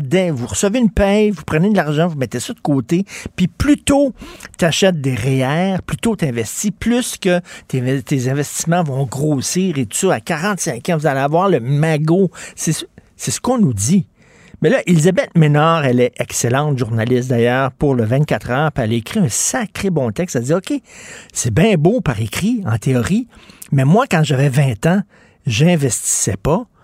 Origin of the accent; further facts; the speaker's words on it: Montreal, Quebec, Canada; je viens de Verdun